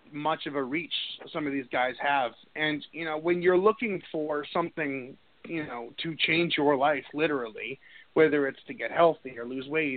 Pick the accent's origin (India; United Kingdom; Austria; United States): United States; we always had them here in the States, you know, for wrestling growing up